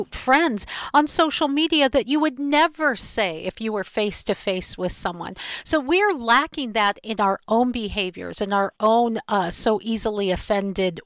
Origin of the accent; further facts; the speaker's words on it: Seattle, Washington, United States; my hometown in Seattle